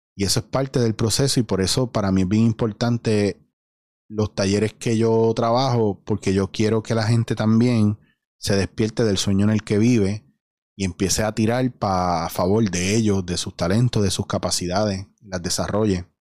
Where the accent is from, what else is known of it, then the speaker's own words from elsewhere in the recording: Puerto Rico; la mayoría de los puertorriqueños, aparte de que no tenemos una identidad